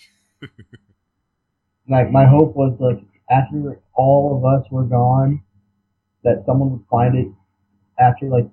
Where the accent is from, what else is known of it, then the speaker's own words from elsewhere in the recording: Central Ohio, United States; moved away; I'm from Ohio